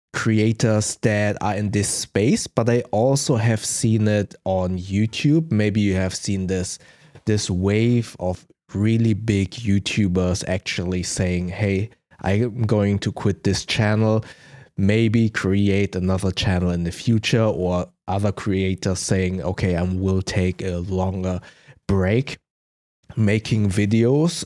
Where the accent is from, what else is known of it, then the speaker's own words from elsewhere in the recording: Germany; accent: German; English is a second language; my German accent